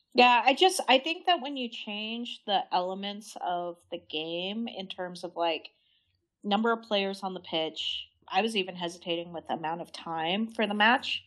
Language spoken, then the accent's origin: English; Idaho, United States; growing up in Idaho